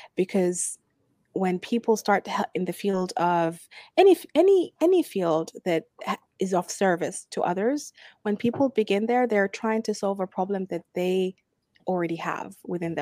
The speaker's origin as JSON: {"language": "English", "country": "Sudan", "moved": "yes", "lives_now": "Abu Dhabi, United Arab Emirates", "said": "I'm from Sudan, I'm an expat living uh, in Abu Dhabi"}